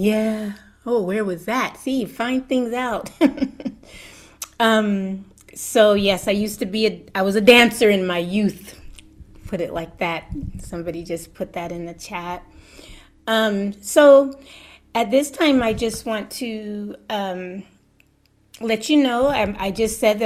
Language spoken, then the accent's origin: English; Berkeley, California, United States; moved away as an adult; now in Joshua Tree, United States; I grew up in Berkeley from the time I was 6 months old till I was about 18.